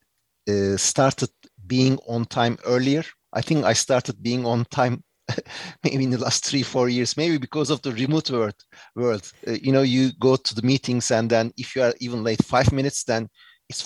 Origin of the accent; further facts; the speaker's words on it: Turkey; accent: Turkish English; English is a second language; moved away as an adult; also born or lived in United States / New York; I did my undergrad and high school and everything in Turkey, my home country